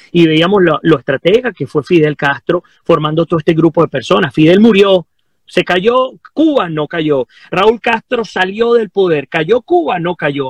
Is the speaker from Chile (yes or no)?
no; Venezuela; nosotros como venezolanos